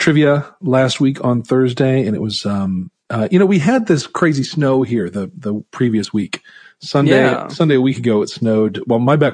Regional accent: Utah, United States; moved away as an adult; also born or lived in Minnesota; I grew up in Utah and I went to college

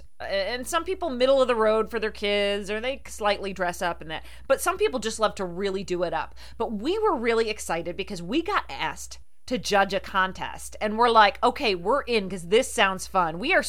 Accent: Rochester, New York, United States; growing up in the Rochester area and my family being from New Jersey, we used to go to Atlantic City all the time.

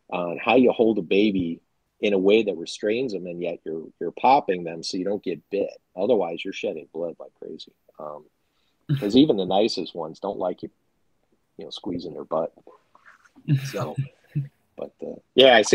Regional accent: Chicago, Illinois, United States; I'm from Chicago

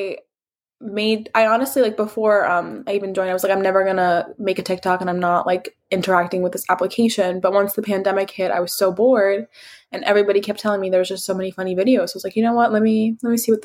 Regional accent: United States; I was born and raised in the States

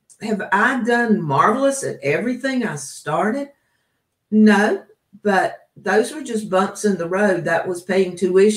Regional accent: the South, United States; Remember, like, I come from the South.

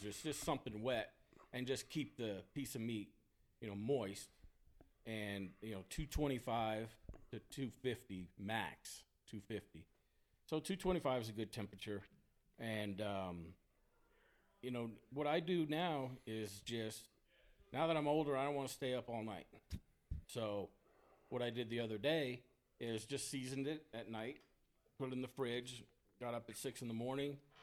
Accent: Texas, United States; moved away as an adult; also born or lived in Sacramento area; I'm born and raised in Texas

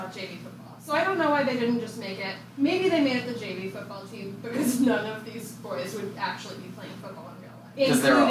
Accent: Arkansas, United States; moved away; I have spent almost half of my life in the South. I grew up in Arkansas. I have family in Arkansas and Texas.

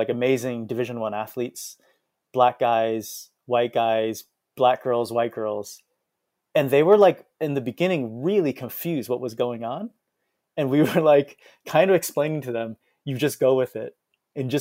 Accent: United States; also born or lived in Taiwan; We're American born Chinese

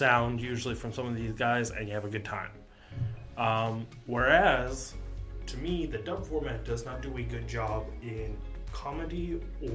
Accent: United States; an American watcher

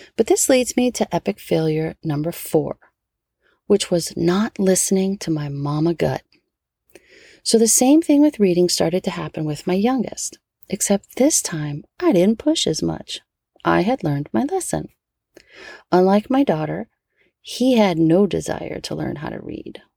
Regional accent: New Orleans, Louisiana, United States; born or raised there; now in California, United States

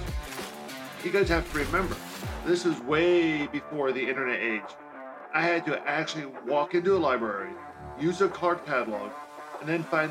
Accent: Central Pennsylvania, United States; Growing up in Central PA, I was that one kid that always had a book in his hand

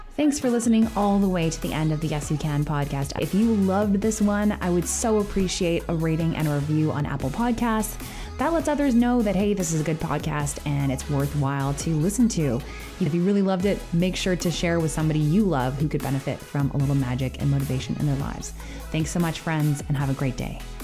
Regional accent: Canada; as a Canadian

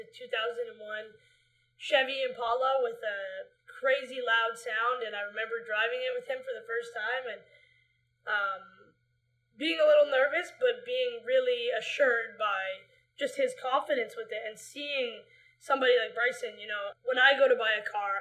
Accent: Vancouver, British Columbia, Canada; we live in Vancouver. We grew up in Vancouver, BC, Canada.

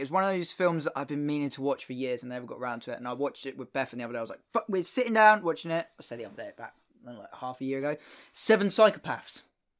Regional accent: England, United Kingdom; obviously I am English.

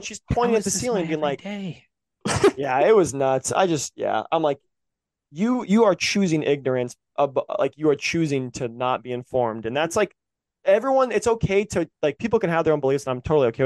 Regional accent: the South, United States; we grew up in the South where our teachers wouldn't teach it because they were Christians.

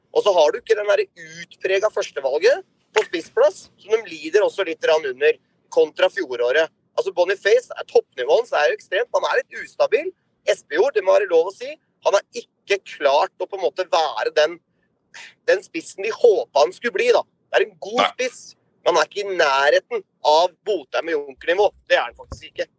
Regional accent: Drammen, Buskerud, Norway; vi er jo fra Drammensområdet

